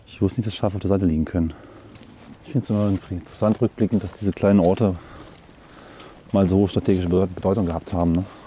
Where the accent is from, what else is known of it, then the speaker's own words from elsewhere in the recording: Northern Germany, Germany; moved away; diese Holzelemente, die mich an meine Heimat erinnern